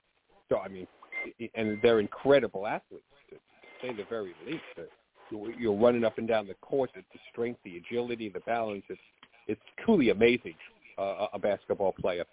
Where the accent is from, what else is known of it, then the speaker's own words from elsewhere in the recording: New York, United States; accent: New York; I grew up in New York, as maybe everyone knows from this accent